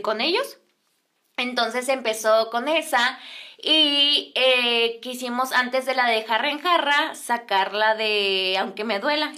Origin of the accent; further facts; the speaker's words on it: Ciudad Juárez, Chihuahua, Mexico; soy de Ciudad Juárez